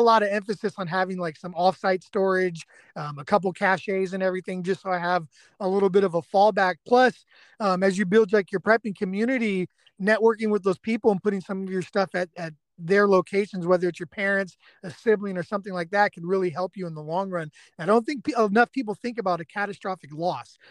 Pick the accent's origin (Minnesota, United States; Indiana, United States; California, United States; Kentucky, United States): California, United States; Bay Area; now in East Texas, United States; I'm an evacuee from the Bay Area myself